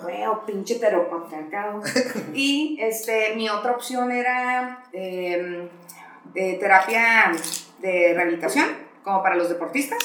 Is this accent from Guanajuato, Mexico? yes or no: no; Tijuana, Baja California, Mexico; nací en Tijuana